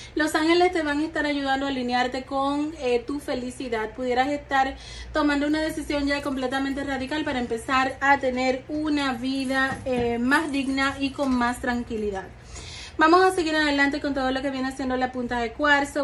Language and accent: Spanish; Dominican Republic; en mi país, que yo soy dominicana